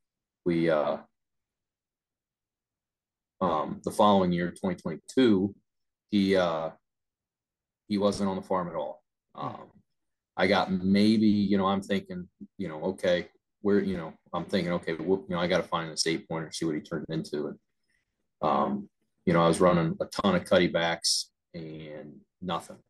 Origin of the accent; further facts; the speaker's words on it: Ohio, United States; my home state